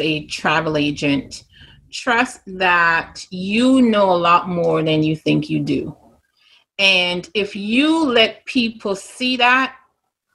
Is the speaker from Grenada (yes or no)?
yes; Grenada; accent: Grenadian; moved away; this Grenadian accent